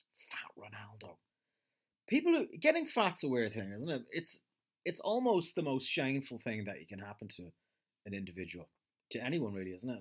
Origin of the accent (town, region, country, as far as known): Ireland